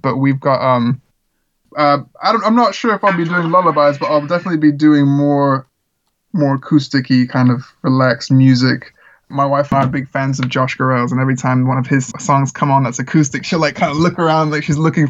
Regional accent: Czechia; You know, I grew up in the Czech Republic where there's a lot of like American missionaries, and my family and I weren't missionaries

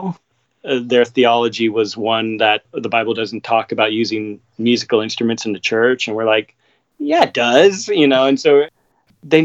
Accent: Seattle, Washington, United States; moved away; growing up in Seattle.

